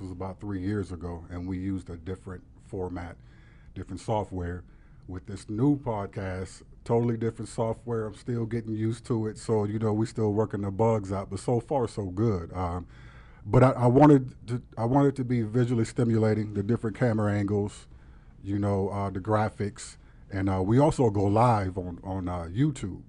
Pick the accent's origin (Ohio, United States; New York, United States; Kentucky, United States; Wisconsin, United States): Ohio, United States; Warren; moved away; also born or lived in Sharon, Pennsylvania; in Warren, Ohio, where I'm from